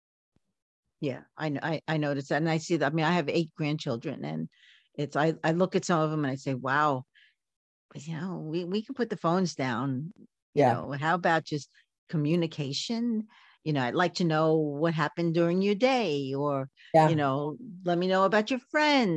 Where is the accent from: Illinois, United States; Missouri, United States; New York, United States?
New York, United States; New York City; now in California, United States; I was born and raised in Coney Island